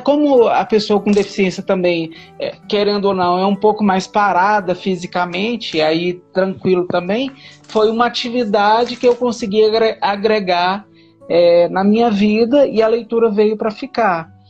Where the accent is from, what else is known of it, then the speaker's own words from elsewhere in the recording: Minas Gerais, Brazil; also born or lived in Goiânia; now in Brasília, Brazil; eu nasci em Goiânia, mas fui criado em Minas Gerais e hoje moro em Brasília.